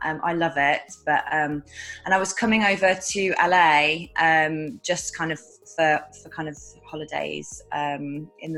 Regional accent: United Kingdom; moved away as an adult; also born or lived in Ibiza; now in United States; I'm British

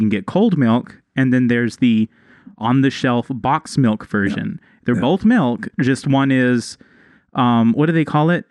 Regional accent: Texas, United States; now in Mexico; I'm from Texas

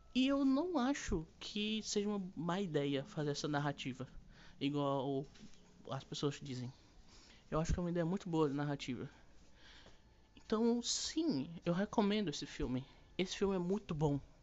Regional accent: Brazil; E mesmo eu que sei espanhol e que sou brasileiro

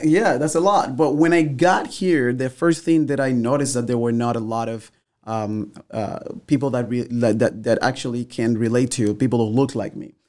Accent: Havana, Cuba; also born or lived in Santiago de Cuba; now in United States; in Havana, growing up

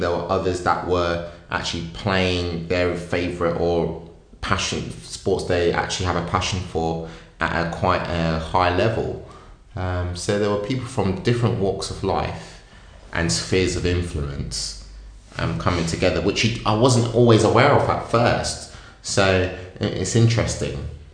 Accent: Wellingborough, East Midlands, United Kingdom; where I grew up in Northamptonshire, in Wellingborough

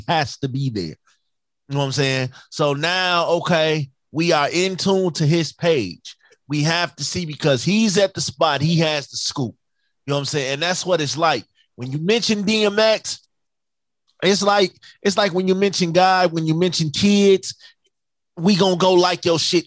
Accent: Chicago, Illinois, United States; I'm from Chicago

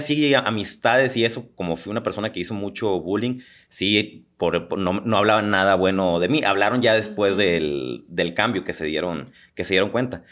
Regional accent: Los Mochis, Sinaloa, Mexico; moved away; me fui a la ciudad de los mochis, de donde yo soy

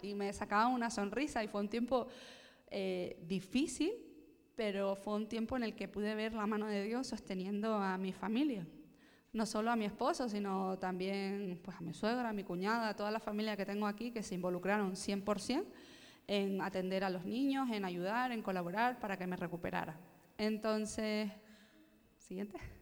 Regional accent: Gran Canaria, Canary Islands, Spain; nací en las Islas Canarias, en la isla de Gran Canaria concretamente

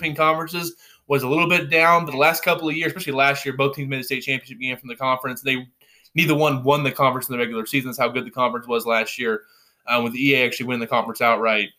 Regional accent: Graham, Missouri, United States; it's my hometown

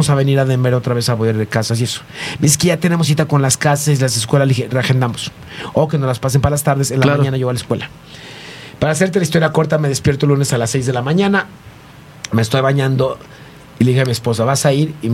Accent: Mexico; de México

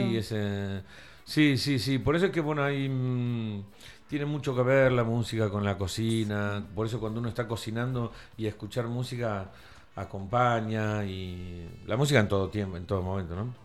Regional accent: Tandil, Buenos Aires Province, Argentina; moved away as an adult; also born or lived in Cariló; soy de Tandil

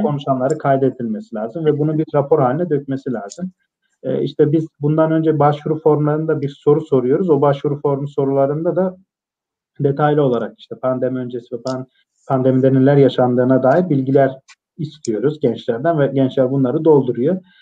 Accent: Malatya, Turkey

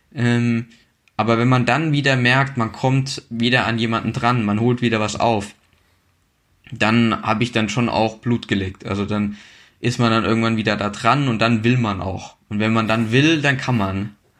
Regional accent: a village about 40 km from Marburg, Hesse, Germany; Äh, geboren bin ich in Marburg, aber dann aufgewachsen in einem Dorf quasi, ja, so 40 Kilometer entfernt von Marburg

